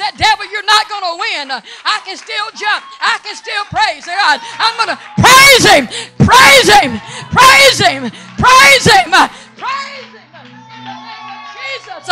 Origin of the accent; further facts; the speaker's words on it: Mississippi, United States; moved away; I was born and reared in Mississippi. I'm not ashamed of that. That's my roots.